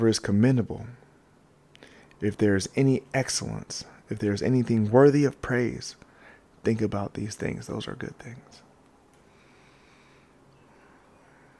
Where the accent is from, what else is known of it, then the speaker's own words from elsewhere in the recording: the South, United States; I grew up in the South